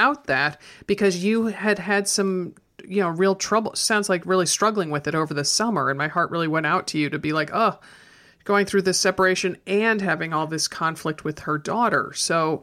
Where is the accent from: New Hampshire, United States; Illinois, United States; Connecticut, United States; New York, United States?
Connecticut, United States; moved away; I grew up in Connecticut